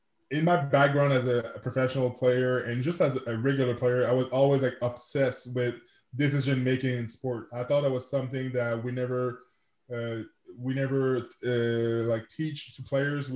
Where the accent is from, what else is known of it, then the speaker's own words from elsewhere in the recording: Quebec City, Quebec, Canada; first language French; English is a second language; I'm from Quebec City, Canada. I'm a francophone, so je parle français. That's my first language.